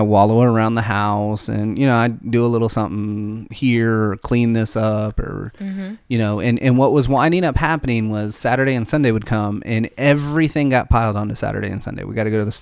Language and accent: English; United States; we're American.